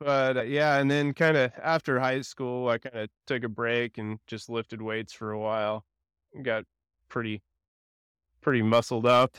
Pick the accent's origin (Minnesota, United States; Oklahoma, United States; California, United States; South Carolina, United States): Oklahoma, United States; Edmond; also born or lived in Stillwater, Oklahoma; I was born and raised in Edmond. I lived here f, all my life pretty much